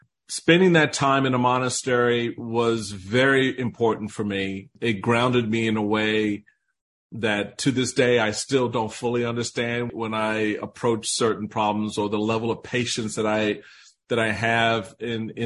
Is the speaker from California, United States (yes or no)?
no; Washington, District of Columbia, United States; I grew up in Washington, D.C.